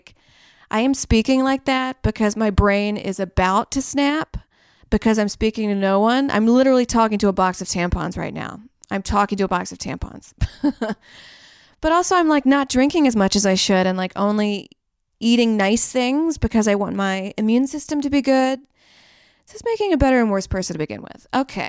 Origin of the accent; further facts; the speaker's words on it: Saudi Arabia; born there; I was born in Saudi Arabia, so I was around camels, you know.